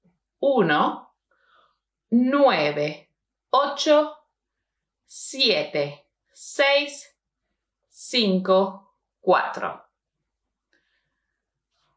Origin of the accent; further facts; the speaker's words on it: Argentina; I'm from Argentina